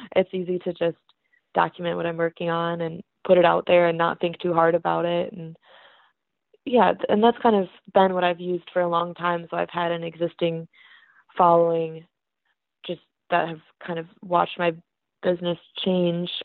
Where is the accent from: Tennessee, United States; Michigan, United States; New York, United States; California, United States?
Michigan, United States; Hudsonville; now in Grand Rapids, United States; I'm from Hudsonville, it's really close by, about a half hour away